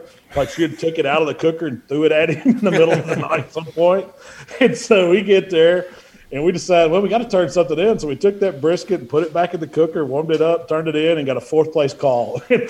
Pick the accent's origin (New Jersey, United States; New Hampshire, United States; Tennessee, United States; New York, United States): Tennessee, United States; Memphis; We came from the Memphis area, which we always cooked pork.